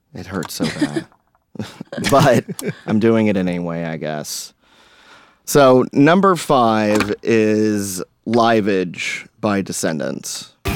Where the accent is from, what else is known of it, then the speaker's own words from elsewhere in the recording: Hilton Head Island, South Carolina, United States; I grew up on Hilton Head